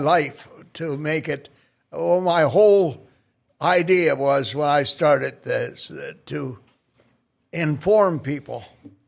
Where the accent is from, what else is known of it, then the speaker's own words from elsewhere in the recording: Mallory, Minnesota, United States; also born or lived in Crookston, Minnesota / Grand Forks, North Dakota; I was born in Mallory, the big town on the way to Crookston.